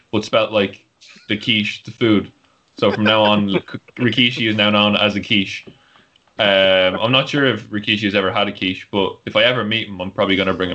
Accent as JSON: {"language": "English", "country": "United States", "said": "proud American"}